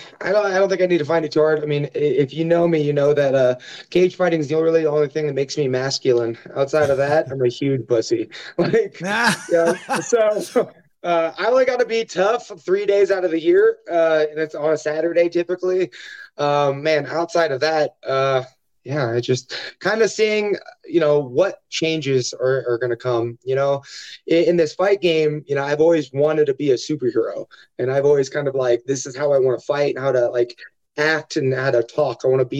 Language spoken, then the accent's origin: English; Omaha, Nebraska, United States; I think people assume that, you know, if you're from Nebraska, you're part of the cornfields. But, I grew up in, like, Section 8 housing, single mother